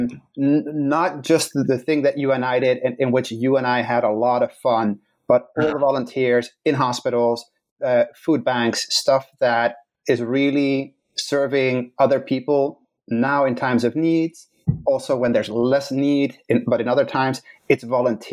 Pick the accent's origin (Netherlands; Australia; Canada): Netherlands; English is a second language; moved away as an adult; now in Chicago, United States; So I was born in the Netherlands. I was born in a loving household, mom, dad, siblings.